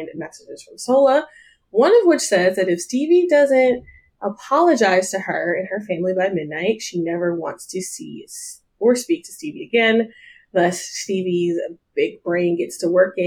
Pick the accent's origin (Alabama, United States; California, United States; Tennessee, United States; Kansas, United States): Tennessee, United States; Nashville; moved away; also born or lived in Atlanta, Georgia / East Coast; I was raised in Nashville